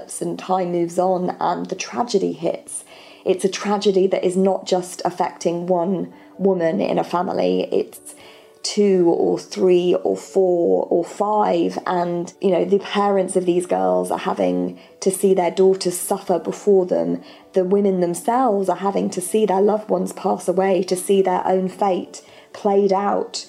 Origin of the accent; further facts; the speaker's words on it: England, United Kingdom; I'm from England